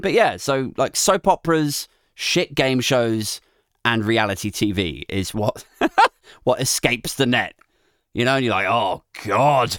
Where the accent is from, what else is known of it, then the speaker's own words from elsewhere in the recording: United Kingdom; we're British